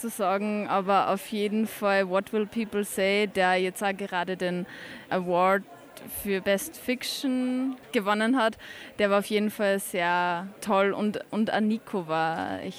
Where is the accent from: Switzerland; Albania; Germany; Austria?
Austria; Upper Austria; ich komme aus der Nähe von Linz und bin beim Crossing Europe, weil ich immer Filme anschauen will.